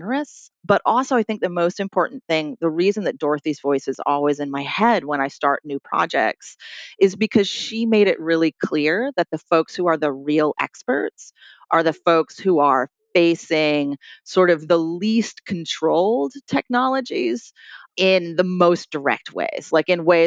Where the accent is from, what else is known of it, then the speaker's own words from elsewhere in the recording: Troy, New York, United States; here in my hometown of Troy, New York